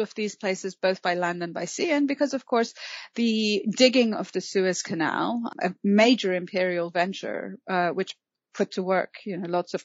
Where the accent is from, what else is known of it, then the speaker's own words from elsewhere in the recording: Mashhad, Razavi Khorasan, Iran; growing up in Mashhad in northeast Iran